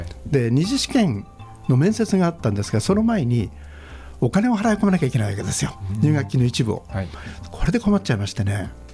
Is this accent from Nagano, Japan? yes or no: yes; Togakushi, Nagano, Japan; moved away as an adult; うちの戸隠の田舎